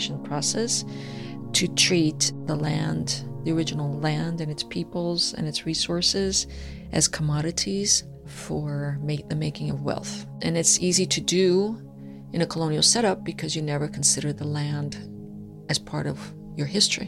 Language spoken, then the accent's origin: English; Brazil; I was born in Brazil.